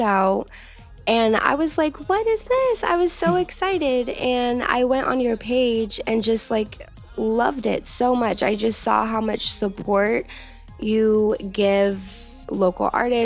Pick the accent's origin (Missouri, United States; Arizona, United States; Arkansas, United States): Arizona, United States; now in Los Angeles, United States; I'm from Arizona